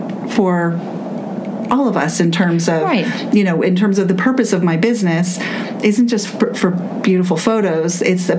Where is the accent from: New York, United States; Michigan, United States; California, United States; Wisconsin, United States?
California, United States; Southern; moved away as an adult; also born or lived in Los Angeles / Santa Cruz / Joshua Tree / Poland; now in Pittsburgh, United States; I grew up in Southern California.